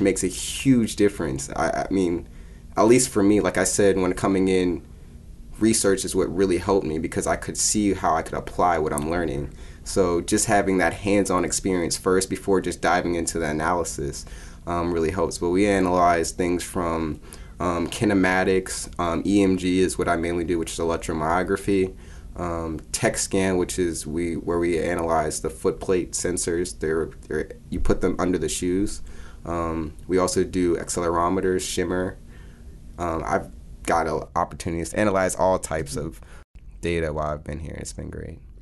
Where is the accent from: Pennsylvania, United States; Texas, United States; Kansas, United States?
Pennsylvania, United States; Pittsburgh; also born or lived in Louisiana; I'm from Pittsburgh, Pennsylvania. I live there with my mom and my dad